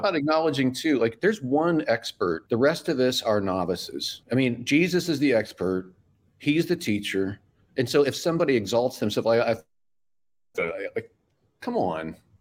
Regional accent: Midwest, United States; now in Florida, United States; I'm from the Midwest.

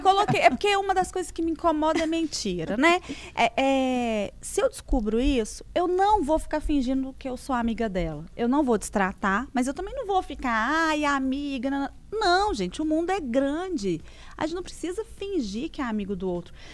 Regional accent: São João del Rei, Minas Gerais, Brazil; moved away as an adult; now in Belo Horizonte, Brazil; eu sou de São João Del Rey. moro em Belo Horizonte

